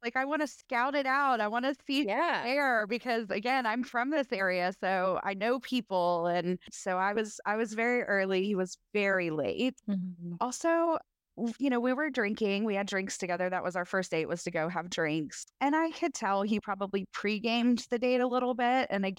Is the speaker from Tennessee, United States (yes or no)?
yes; Tennessee, United States; I am in my late 30s. I grew up in Middle Tennessee. Most of my family is still here.